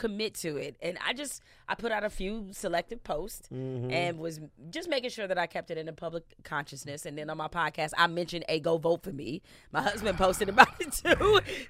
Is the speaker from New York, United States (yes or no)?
no; Detroit, Michigan, United States; growing up in Detroit, it's a gritty city. It's a tough city. It's a prideful city.